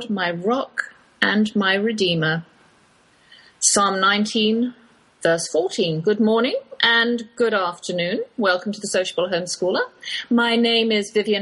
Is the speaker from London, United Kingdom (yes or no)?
no; Oxford, South East England, United Kingdom; accent: English, Oxford drawl; moved away as an adult; now in Texas, United States; that's my English accent you're hearing, though I've lived in the Lone Star State half my life. I can't shake that Oxford drawl.